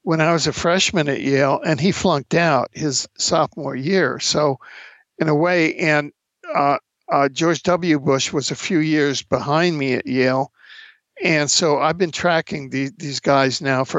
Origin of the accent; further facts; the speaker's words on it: Cuba; moved away; I grew up in Cuba